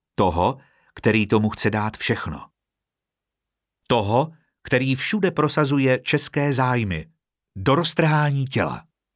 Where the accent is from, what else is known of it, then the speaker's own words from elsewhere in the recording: Czechia; Jsem Čech a jsem hrdý Čech